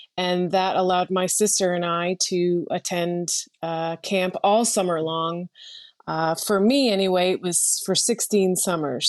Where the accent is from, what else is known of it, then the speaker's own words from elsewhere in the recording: West Paris, Maine, United States; moved away as an adult; my home state of Maine